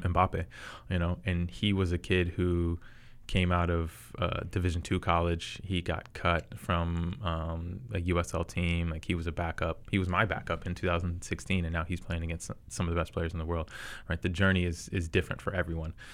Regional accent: Charlotte, North Carolina, United States; I am from Charlotte

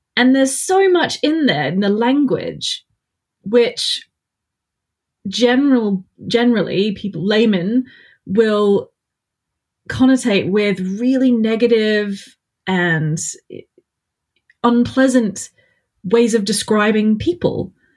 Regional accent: Australia; I'm Australian, so the accent's even worse

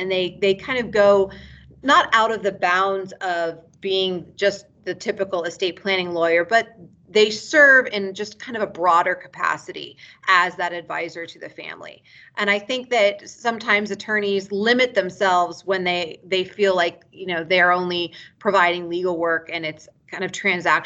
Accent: United States; moved away as an adult; also born or lived in Bethesda, Maryland / Santa Barbara, California; now in Reno, United States; I'm originally from Lake Tahoe. That's where I was born and raised.

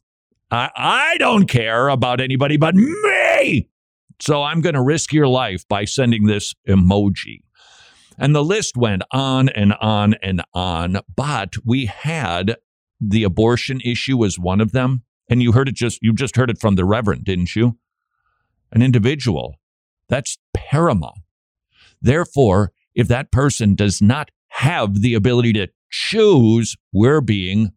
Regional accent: Minnesota, United States; my home state of Minnesota.

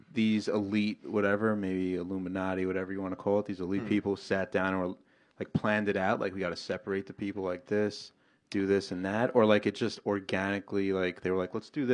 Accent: New York City, New York, United States; moved away; also born or lived in Massapequa, New York; I grew up in Queens, but I moved out to all Whitesville, Massapequa.

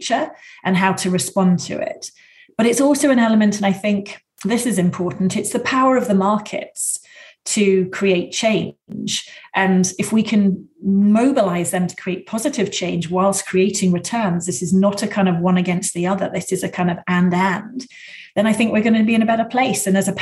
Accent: United Kingdom; moved away as an adult; also born or lived in Washington, D.C., United States / Chicago, United States; now in California, United States; I grew up and I worked in the UK, as you can probably tell from my accent, for the first 30 years.

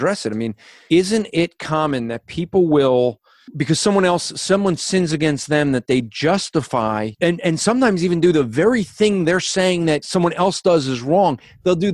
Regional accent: United States; I'm an American

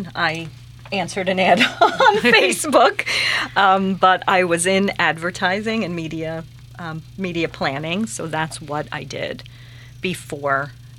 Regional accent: New York City, New York, United States; I'm from Astoria, so our library was on Ditmars Boulevard.

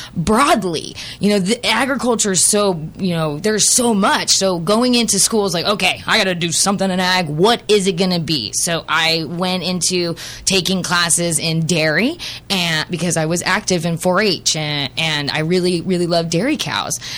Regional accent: Central Valley, California, United States; I was raised in the Central Valley of California

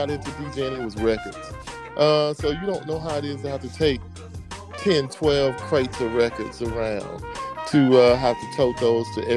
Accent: Mississippi, United States; moved away as an adult; also born or lived in Turkey; I grew up in Mississippi listening to a radio station out of New Orleans

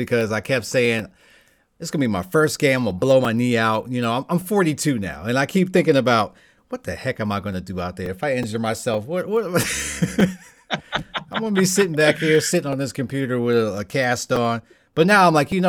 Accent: New York City, New York, United States; I'm a full-blooded New Yorker, right? I was there. You know, I'm from Brooklyn.

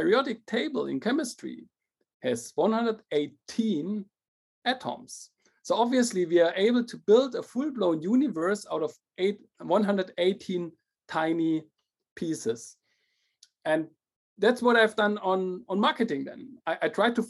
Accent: Germany; also born or lived in Paris / Shanghai / St. Gallen; Started at HFU in Germany. That's a German university near my hometown

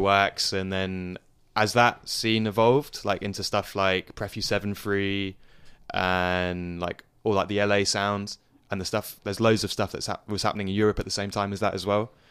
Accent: Surrey, suburbs of London, South East England, United Kingdom; moved away as an adult; now in Leicester, United Kingdom; I grew up in, uh, the suburbs of London. I lived in London, well, me and my family lived in London for a few years, and then we moved to the suburbs when I was, like, seven. So, to Surrey, which is the county just south of London.

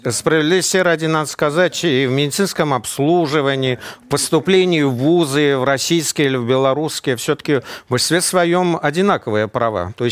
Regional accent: Belarus; потому что я как россиянин, ну, хотя я коренной белорус.

